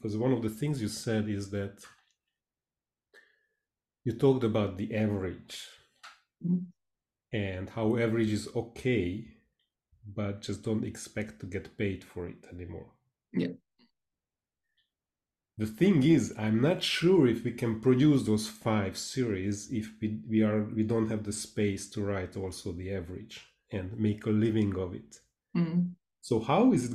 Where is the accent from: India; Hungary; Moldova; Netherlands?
Hungary; English is a second language; I'm from Hungary, Eastern Europe